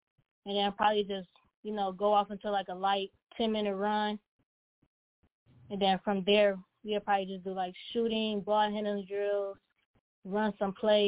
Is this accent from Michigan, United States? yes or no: yes; Pontiac, Michigan, United States; born or raised there